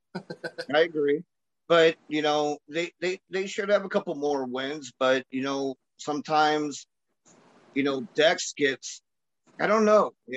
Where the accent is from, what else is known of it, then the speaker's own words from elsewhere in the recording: Chicago, Illinois, United States; I'm from Chicago